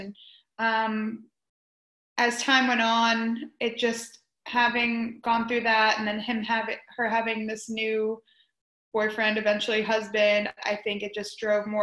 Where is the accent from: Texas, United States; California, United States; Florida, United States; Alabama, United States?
Florida, United States; also born or lived in New York; We moved down to Florida from New York